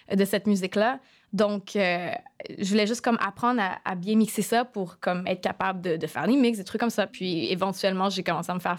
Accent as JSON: {"language": "French", "town": "Montreal", "region": "Quebec", "country": "Canada", "tie": "born or raised there", "also_born_or_lived": "Middle East / Asia", "moved": "as an adult", "said": "Born and raised in Montreal. Euh, sauf que dans la dernière décennie, je te dirais, environ les derniers dix ans, j'habitais pas vraiment ici. J'ai fait comme une tournée pas mal entre le Moyen-Orient puis l'Asie."}